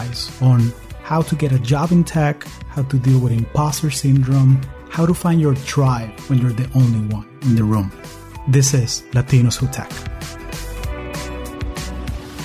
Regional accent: Caracas, Capital District, Venezuela; moved away as an adult; now in United States

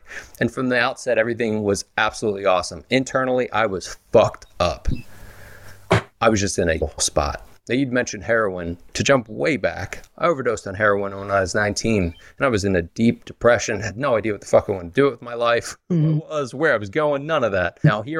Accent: Philadelphia, Pennsylvania, United States

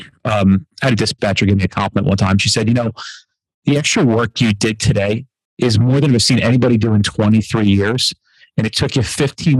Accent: New Jersey, United States; We're from Jersey

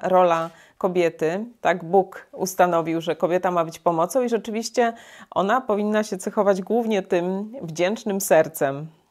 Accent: Poland; my w Polsce

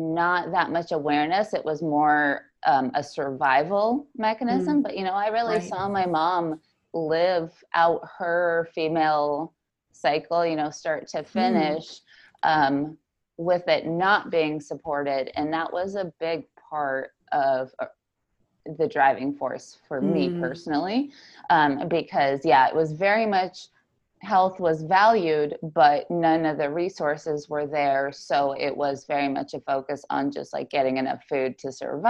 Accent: Chelyabinsk, Chelyabinsk Oblast, Russia; moved away; I grew up in Russia. There's a city called Chelyabinsk

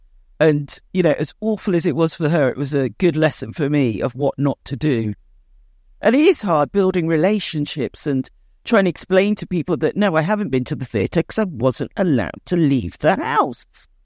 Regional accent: India; moved away; we're in this country to make a better life, to do better than we could have done in India. You know, I'm from the Seni, you know, caste. And we're farm owners.

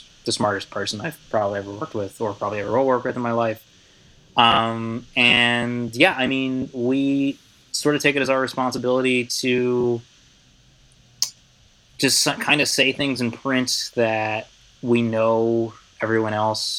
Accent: Philadelphia, Pennsylvania, United States; moved away as an adult; now in Miami, United States; which I'm from Philly. And after going to school to learn how to be a liberal journalist hack, came down back home to Philly to work for my local Alt Weekly.

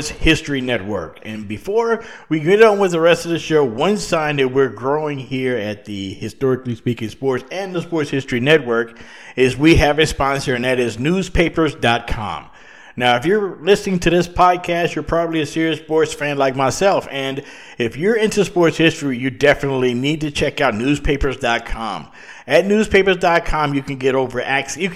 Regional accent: Louisiana, United States; in the city of New Orleans, in my home state of Louisiana

